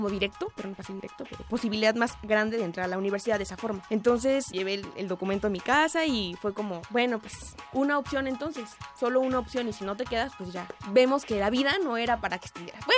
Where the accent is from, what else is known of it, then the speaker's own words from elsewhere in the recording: Chalco, State of Mexico, Mexico; Nací en el Estado de México, en el municipio de Chalco.